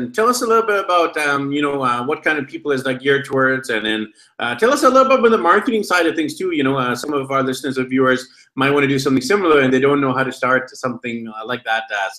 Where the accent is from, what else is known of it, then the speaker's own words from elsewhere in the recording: Vancouver, British Columbia, Canada; moved away as an adult; now in Medellin, Colombia; I'm from Vancouver, BC, Canada, but I'm actually currently in Medellin, Colombia, in South America.